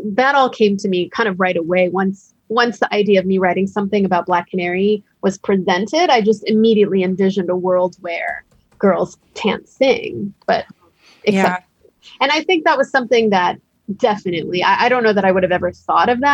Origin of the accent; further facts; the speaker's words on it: United States; I was born years later in the United States